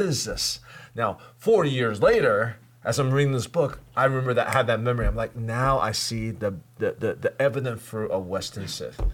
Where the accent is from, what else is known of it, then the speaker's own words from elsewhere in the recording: Taipei, Taiwan; moved away; I grew up in Taipei, you know, Asia.